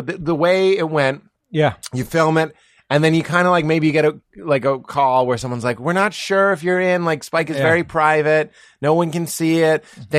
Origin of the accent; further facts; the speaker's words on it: Lexington, Massachusetts, United States; moved away; I'm from Lexington